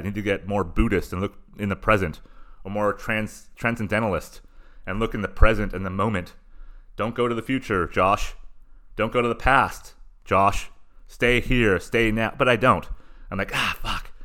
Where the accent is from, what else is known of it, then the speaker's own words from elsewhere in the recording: Southern California, United States; living in and growing up in Southern California